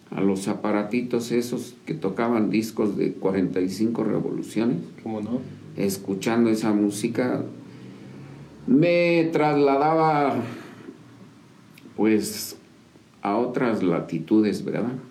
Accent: San Juan del Río, Querétaro, Mexico; Yo nací aquí en San Juan del Río Querétaro, un 26 de diciembre.

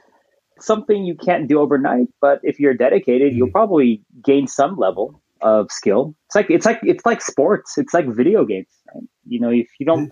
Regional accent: San Francisco, California, United States; I'm from San Francisco

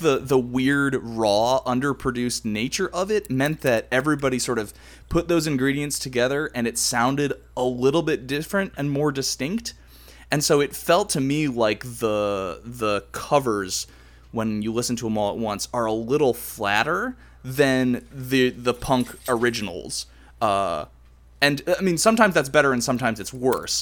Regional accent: Cleveland, Ohio, United States; represent my hometown

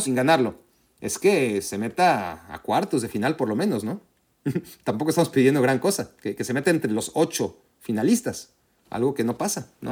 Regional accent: Mexico; yo crecí en México y, soy mexicano

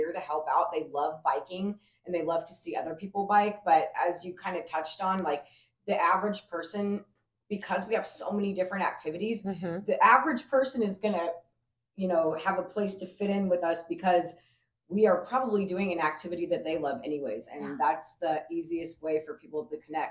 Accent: California, United States; now in Omaha, United States; I was born in Omaha, raised in California, moved back to Omaha

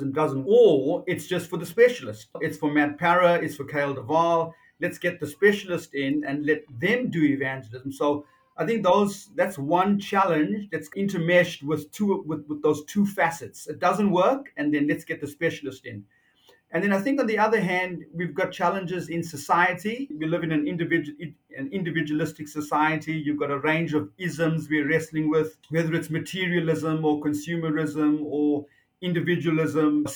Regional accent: South Africa; moved away as an adult; also born or lived in New Zealand / Avondale, Australia; now in Australia; Originally, I'm from South Africa. Yes. Born and raised in South Africa.

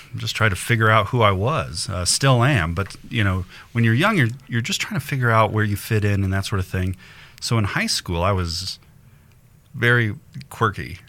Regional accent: Denver, Colorado, United States; I grew up in Denver

